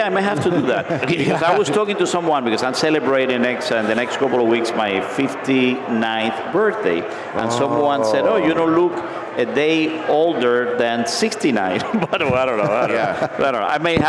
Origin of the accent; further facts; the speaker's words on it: United States; I'm from the United States